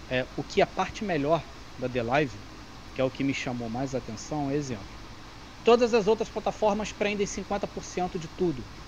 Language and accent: Portuguese; Brazil; also born or lived in Campo Grande, Rio de Janeiro; eu sou brasileiro